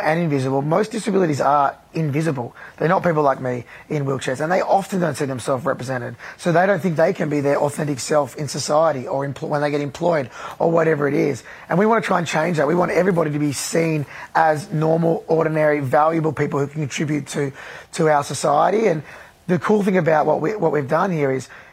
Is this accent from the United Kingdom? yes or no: no; Australia; I loved being Australian of the Year last year